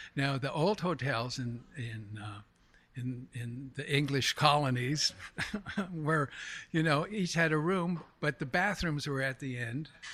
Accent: Montreal, Quebec, Canada; moved away as an adult; also born or lived in Stamford, Connecticut; now in New York City, United States; I'm originally from Montreal, Canada. I was born in, uh, Montreal

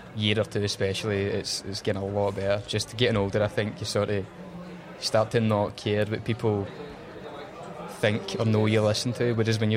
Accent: Motherwell, Scotland, United Kingdom; I was from Motherwell, man, Lanarkshire

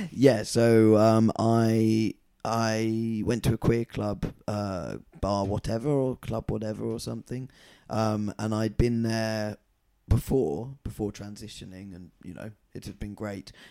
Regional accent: Scotland, United Kingdom; And then he said, why are you wearing a skirt, …? And I said, because I'm Scottish.

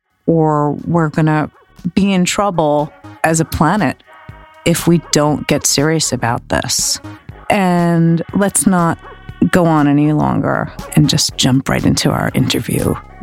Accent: Manhattan, New York, United States; I thought we were going to talk about growing up in Manhattan at a particular time in the early 2000s and sort of watching all these different subcultures become popular

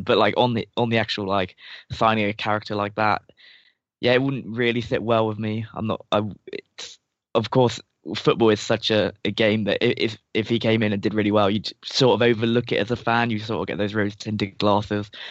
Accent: England, United Kingdom

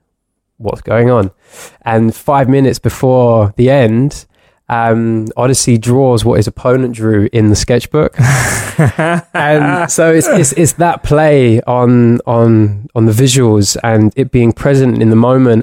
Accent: London, United Kingdom; growing up in London

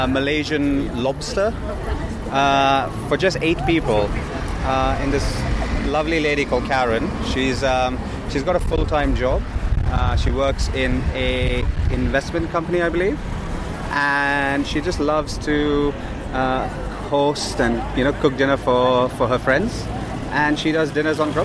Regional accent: India; now in London, United Kingdom; I grew up on Burmese food living in India

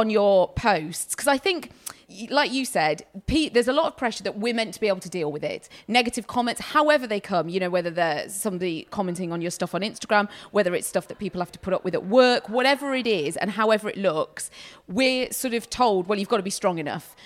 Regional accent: United Kingdom

